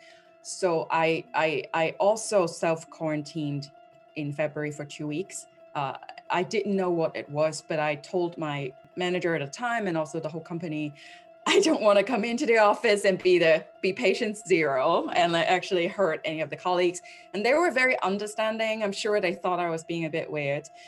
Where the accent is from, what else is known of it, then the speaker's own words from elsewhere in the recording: Hong Kong; moved away as an adult; also born or lived in London; now in New York, United States; I was born and raised in Hong Kong for the first 2.5 decades. I lived there. Then moved to London to build my career